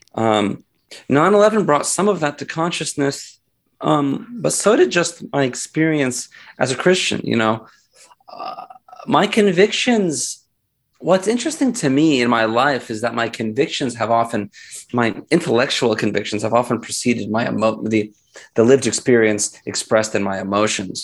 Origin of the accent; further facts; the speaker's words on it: United States; also born or lived in Philadelphia, Pennsylvania; I was born in the United States